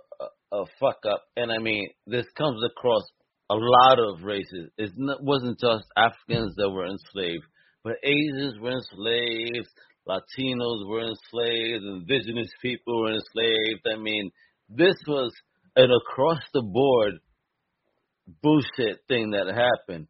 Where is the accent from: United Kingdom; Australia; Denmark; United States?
United States; New York; also born or lived in Massachusetts; now in Florida, United States; I come from New York, you know, and then I lived in Massachusetts for a bit as well. And now I'm in Florida